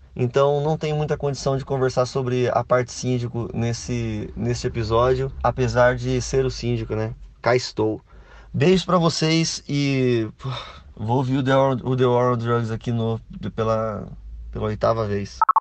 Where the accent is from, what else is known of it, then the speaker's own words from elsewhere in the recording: Brazil; a gente é brasileiro